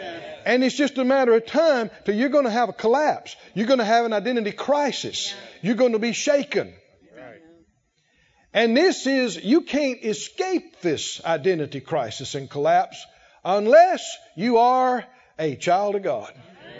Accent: the South, United States; born there; I was born in the South and I was born to the Moore family. And so I'm a Moore boy. I'm a country boy.

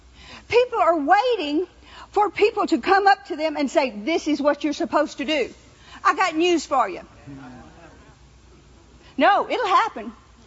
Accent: New Orleans, Louisiana, United States; I've been around spirits my whole life. You know, I was raised in New Orleans. They believe in spirits.

